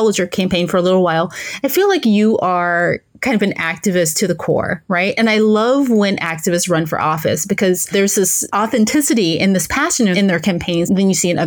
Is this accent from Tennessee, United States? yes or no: yes; Memphis, Tennessee, United States; moved away; I grew up in Memphis